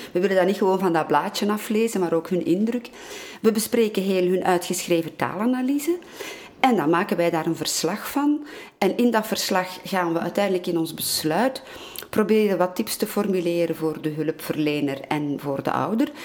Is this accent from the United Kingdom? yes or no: no; Antwerp, Flanders, Belgium; first language Dutch; Ik groeide op in Antwerpen als kind. Ik leerde Nederlands